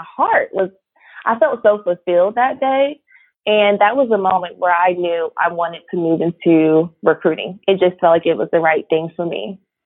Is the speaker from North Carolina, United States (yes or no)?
yes; Raleigh, North Carolina, United States; also born or lived in Charlotte, North Carolina; I grew up in Raleigh, North Carolina. Shout out to the 919.